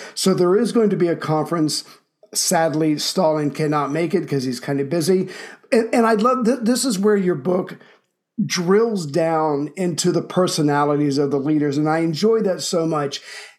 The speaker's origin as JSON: {"language": "English", "country": "United States", "said": "I'm an American"}